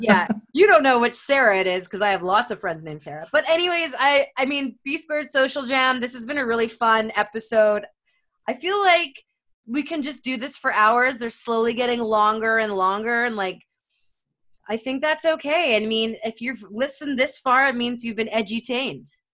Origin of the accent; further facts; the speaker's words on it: Canada; I am Canadian